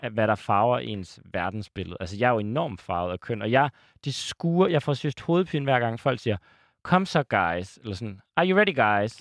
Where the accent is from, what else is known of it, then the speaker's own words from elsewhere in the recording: Aalborg, North Denmark Region, Denmark; jeg er selv fra Aalborg